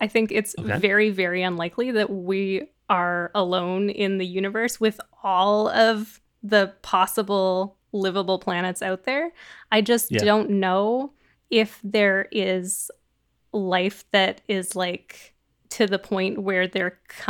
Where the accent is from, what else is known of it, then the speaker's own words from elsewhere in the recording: Canada; I am Canadian for everyone else because I didn't explain